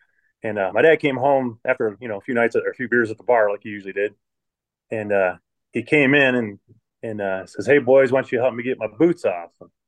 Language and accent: English; Rankin, Michigan, United States; I was born right outside of Flint, Michigan in a little town called Rankin. It's basically just a dot on a map.